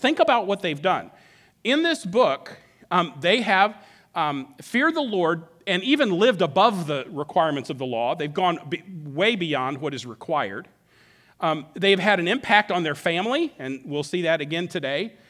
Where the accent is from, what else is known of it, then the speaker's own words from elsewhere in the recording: Alaska, United States; moved away as an adult; I grew up in Alaska, been here for twenty-three years, but grew up in Alaska. I moved there when I was eight and didn't move until I was about thirty.